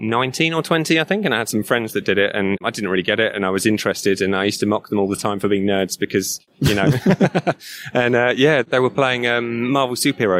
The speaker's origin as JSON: {"language": "English", "town": "Tunbridge Wells", "region": "South East England", "country": "United Kingdom", "moved": "yes", "lives_now": "Woking, United Kingdom", "said": "I moved away from Tunbridge Wells where I was originally."}